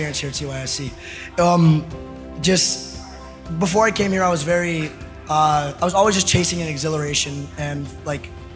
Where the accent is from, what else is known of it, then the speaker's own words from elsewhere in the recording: Pennsylvania, United States; back to my home state of Pennsylvania